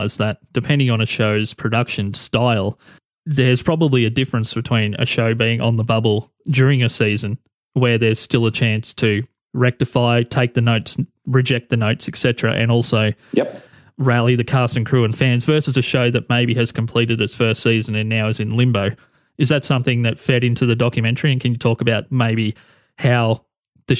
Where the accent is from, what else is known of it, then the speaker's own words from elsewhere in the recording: Australia; I can speak as an Australian